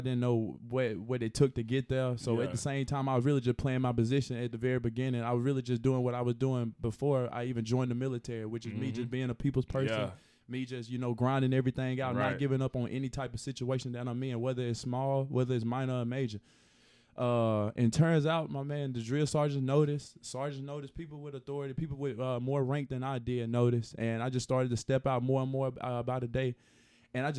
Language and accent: English; Chelsea, Alabama, United States; I'm from Alabama. I'm from this state